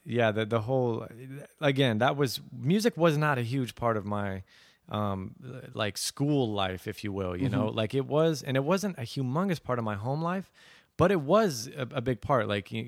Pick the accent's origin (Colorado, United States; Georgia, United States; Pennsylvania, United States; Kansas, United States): Colorado, United States; Aurora; also born or lived in Plano, Texas; so I grew up in Aurora, Colorado, and near Denver, and then my dad moved. He flew for Southwest Airlines, so we moved to Dallas to a suburb called Plano, named Plano.